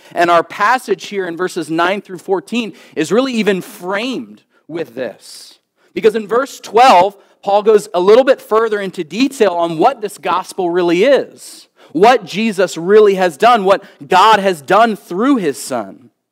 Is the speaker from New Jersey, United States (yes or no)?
no; Philadelphia, Pennsylvania, United States; moved away; growing up on the East Coast. Um, and, uh, be living in, uh, Philadelphia